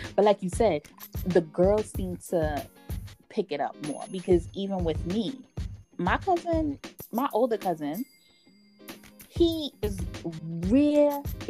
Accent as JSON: {"language": "English", "town": "New York City", "region": "New York", "country": "United States", "tie": "born there", "said": "I was born in the Bronx."}